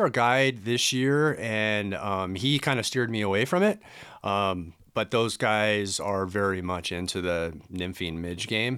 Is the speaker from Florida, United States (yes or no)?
no; Southern California, United States; also born or lived in Washington State; now in Gig Harbor, United States; I grew up in Southern California. and moved up to Washington State in nineteen ninety-five